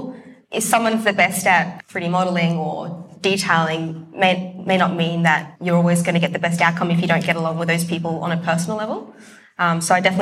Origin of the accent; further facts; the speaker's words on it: Brisbane, Queensland, Australia; also born or lived in Sydney; I was born in Sydney, moved to Brisbane when I was young, but I decided to stay in Brisbane.